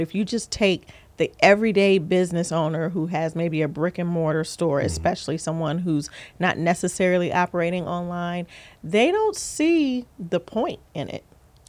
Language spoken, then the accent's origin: English; Columbus, Ohio, United States; also born or lived in California; And I say back to because although I was born in Ohio, I was raised between Ohio and California, literally back and forth.